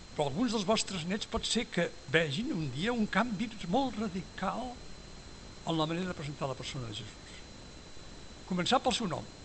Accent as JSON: {"language": "Catalan", "town": "Esparreguera", "region": "Catalonia", "country": "Spain"}